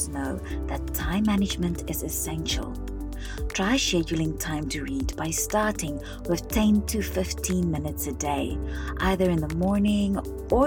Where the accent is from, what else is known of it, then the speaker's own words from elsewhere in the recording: South Africa; I remember spending hours at our local public library in my hometown in South Africa